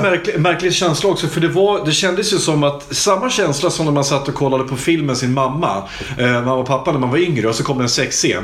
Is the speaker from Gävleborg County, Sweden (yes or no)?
yes; Hudiksvall, Gävleborg County, Sweden; Hudiksvall där jag kommer ifrån